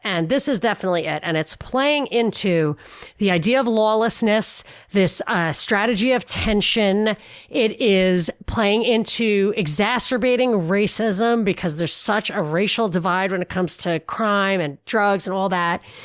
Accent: New York, United States; I'm a New Yorker

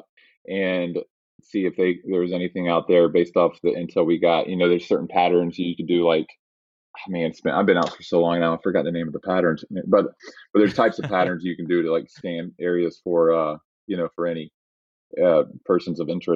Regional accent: Raleigh, North Carolina, United States; growing up in Raleigh, North Carolina

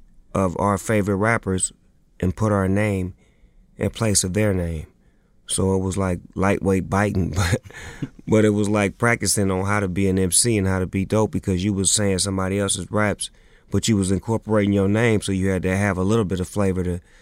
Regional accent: Long Beach, California, United States; I was born in Eastside, Long Beach, California. Raised by a single parent, by my mother.

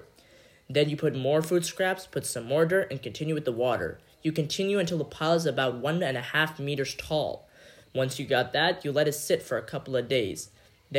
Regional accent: New York City, New York, United States; also born or lived in Pakistan; I'm originally born in Pakistan, but I grew up in New York City

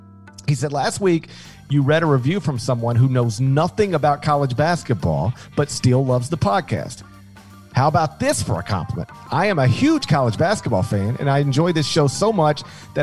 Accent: Connecticut, United States; I grew up in Connecticut and can confirm Drake's Cakes are in fact a thing.

